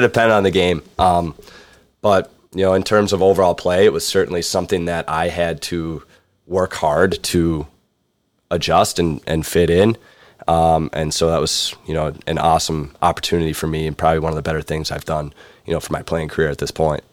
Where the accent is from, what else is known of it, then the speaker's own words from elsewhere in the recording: Buffalo, New York, United States; moved away as an adult; coming from Buffalo, New York